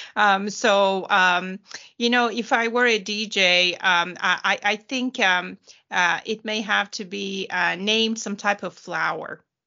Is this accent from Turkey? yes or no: yes; Turkey; now in Houston, United States; I was born and raised in Turkey